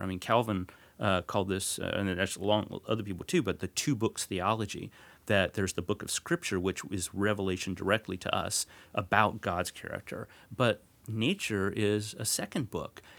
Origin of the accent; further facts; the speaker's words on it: north of Dallas, North Texas, United States; I grew up in North Texas, north of Dallas